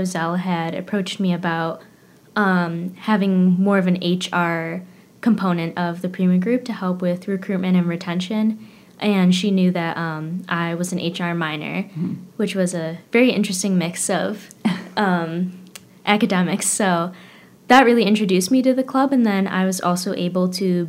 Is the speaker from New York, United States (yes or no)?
yes; Fairport, New York, United States; I grew up in Fairport, so not very far away from campus